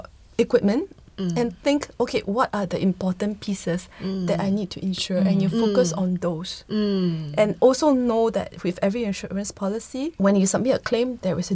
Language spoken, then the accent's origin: English; Singapore; as Singaporean